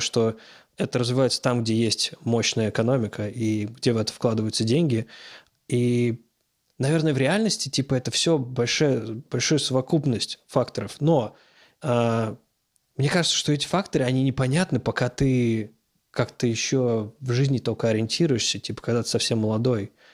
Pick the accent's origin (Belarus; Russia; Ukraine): Russia; Moscow; moved away as an adult; now in Los Angeles, United States; Все-таки я из Москвы